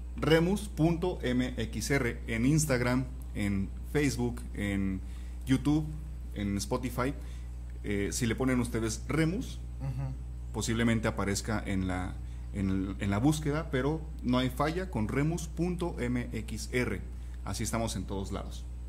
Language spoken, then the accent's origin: Spanish; Pachuca, Hidalgo, Mexico; now in Guadalajara, Mexico; yo no soy de Guadalajara, soy de Pachuca